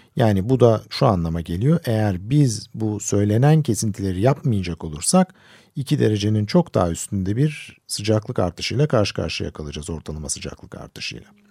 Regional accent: Istanbul, Turkey; Ben küçükken ben İstanbul'da büyüdüm.

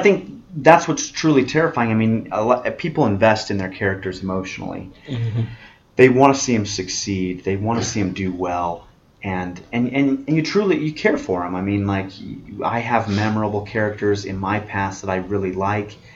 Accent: Las Vegas, Nevada, United States; I'm from Vegas

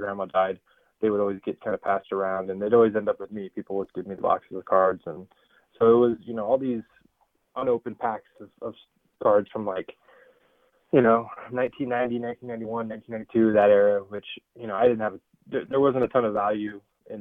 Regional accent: Bay Area, California, United States; growing up in the Bay Area

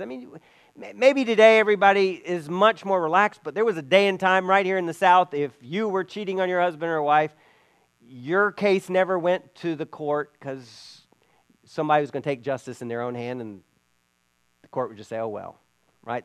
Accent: Belize; moved away; where I grew up in Belize

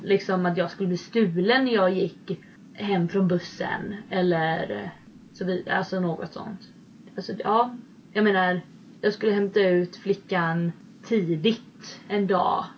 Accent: Sweden; moved away as an adult; now in United States

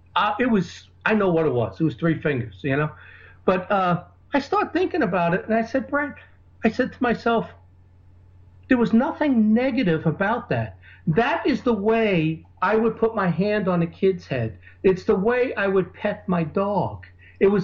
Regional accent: New York, United States; the New Yorker in me is, because that's where I grew up

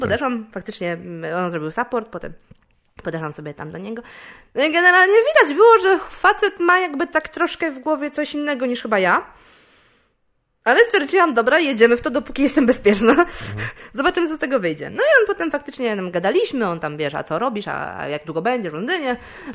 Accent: Poland; jestem komikiem też z Polski

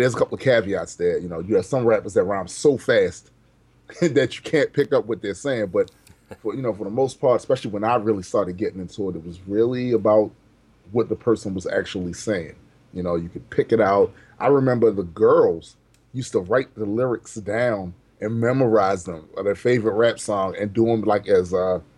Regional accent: Baltimore, Maryland, United States; I was born and raised in Baltimore City, Maryland

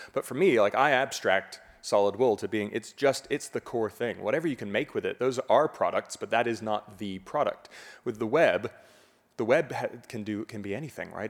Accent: Fort Lauderdale, Florida, United States; also born or lived in Miami; from my home in Fort Lauderdale, where I, I hadn't really traveled that much, I was born in Miami

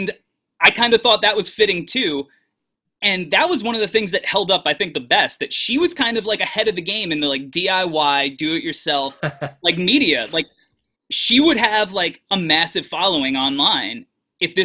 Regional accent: New York, United States; growing up in New York

